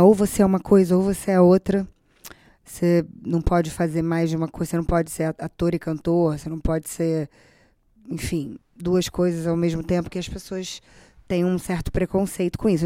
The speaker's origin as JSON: {"language": "Portuguese", "country": "Brazil", "said": "eu sou brasileira, moro no Brasil"}